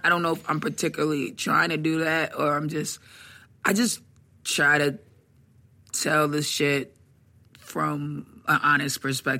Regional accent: Atlanta, Georgia, United States; I was born in Atlanta.

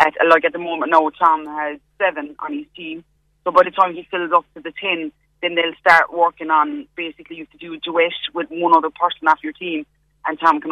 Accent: Knocknagree, Munster, Ireland; moved away as an adult; also born or lived in Cork City, Ireland; now in London, United Kingdom; I'm from Knocknagree, but I lived in Cork City for about 8 years.

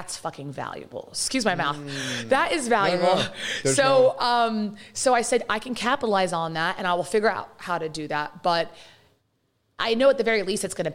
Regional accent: London, United Kingdom; accent: British; now in United States; I'm born and raised in London, and my parents brought us here

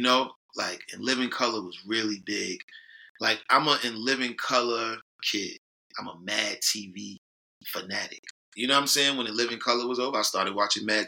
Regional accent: New York City, New York, United States; we grew up in Harlem

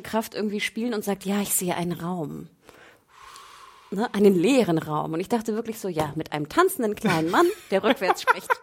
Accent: Northern Germany, Germany; bei uns im Norden

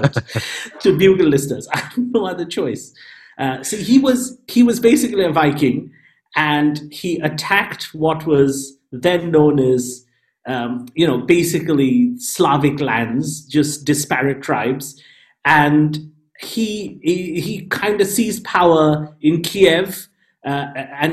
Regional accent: India; as an Indian person, I'm always disappointing my parents

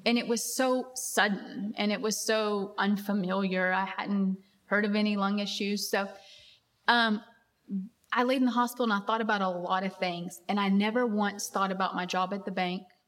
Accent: Abilene, Texas, United States; I grew up in West Texas in a very small town

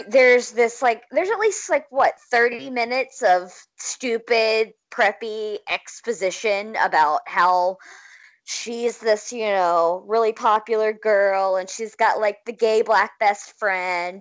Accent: Clinton, Mississippi, United States; moved away; I haven't personally lived in Clinton in a long time either, but it's my hometown

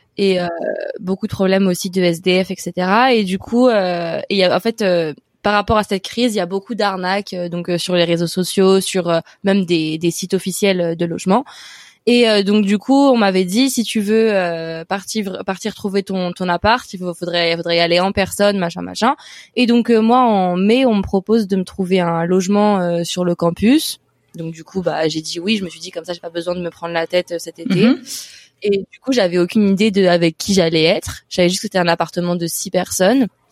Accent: Paris, Île-de-France, France; moved away as an adult; also born or lived in Brest; now in Dublin, Ireland; je suis née à Brest, mais j'ai vécu toute ma vie à Paris

